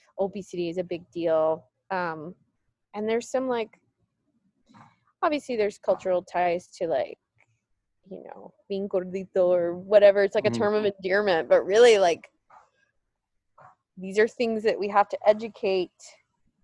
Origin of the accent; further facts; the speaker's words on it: El Paso, Texas, United States; growing up in El Paso